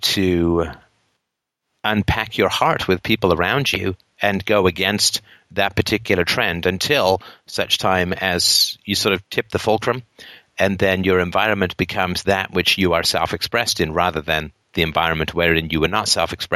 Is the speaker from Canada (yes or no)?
no; England, United Kingdom; moved away; I grew up in England